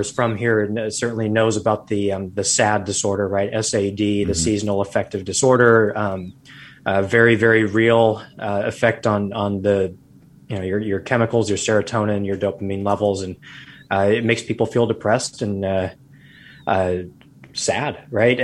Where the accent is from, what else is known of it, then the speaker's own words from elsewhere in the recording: Arizona, United States; moved away as an adult; now in Seattle, United States; I grew up in Arizona, got my doctorate degree in Arizona